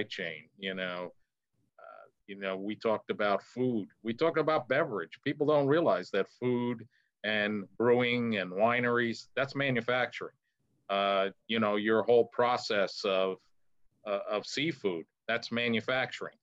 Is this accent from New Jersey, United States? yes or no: yes; New Jersey, United States; I'm from New Jersey